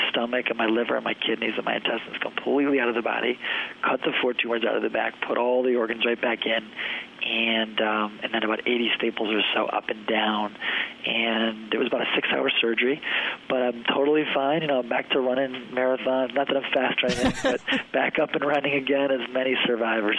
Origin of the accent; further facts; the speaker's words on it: Detroit, Michigan, United States; moved away as an adult; now in Chicago, United States; I grew up in Detroit area